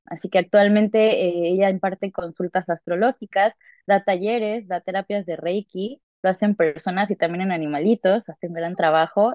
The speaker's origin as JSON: {"language": "Spanish", "country": "Mexico", "tie": "born or raised there", "moved": "yes", "said": "yo nací en México"}